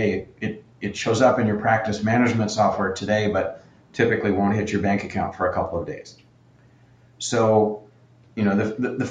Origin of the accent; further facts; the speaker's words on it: Canada; I'm Canadian